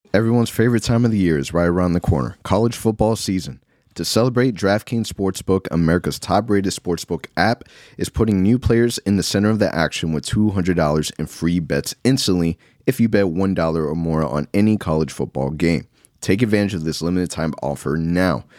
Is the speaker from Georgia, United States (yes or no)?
no; Orlando, Florida, United States; I'm born and raised in Orlando.